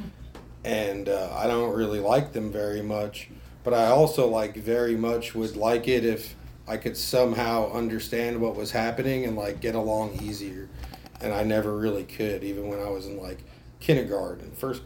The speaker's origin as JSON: {"language": "English", "region": "New Jersey", "country": "United States", "tie": "born or raised there", "said": "I grew up in New Jersey"}